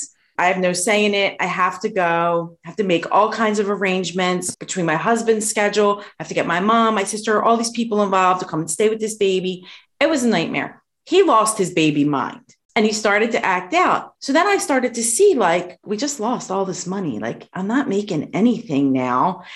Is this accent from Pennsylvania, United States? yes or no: yes; Philadelphia, Pennsylvania, United States; the community that I grew up in Philadelphia